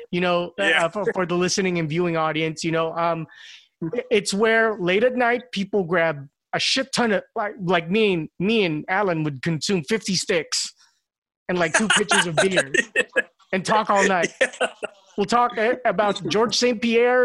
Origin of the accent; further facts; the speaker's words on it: Parañaque, Metro Manila, Philippines; I grew up in BF Holmes